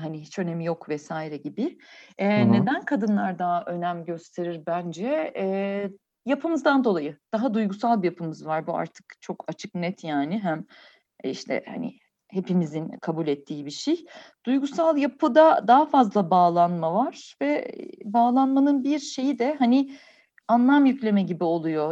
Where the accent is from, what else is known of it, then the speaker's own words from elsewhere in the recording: Ankara, Turkey; bizde Ankara'da şey var